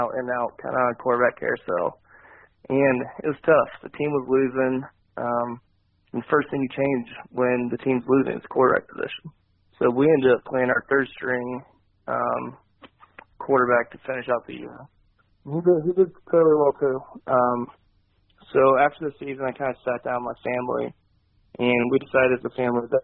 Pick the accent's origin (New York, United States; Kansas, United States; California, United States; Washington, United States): Kansas, United States; I signed at KU